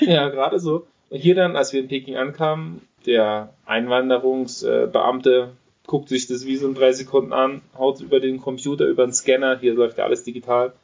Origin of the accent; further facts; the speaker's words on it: Germany; natürlich ist ein deutscher Pass, ich bin Deutscher